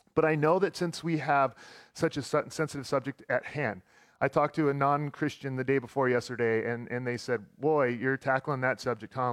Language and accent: English; Texas, United States; moved away; also born or lived in Roseburg; I grew up in the South. I grew up in Texas